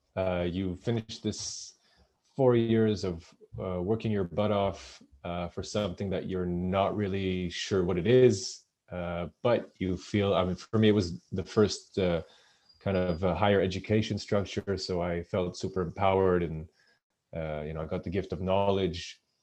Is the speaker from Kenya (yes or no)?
no; Israel; moved away as an adult; also born or lived in United Kingdom; I'm originally from Israel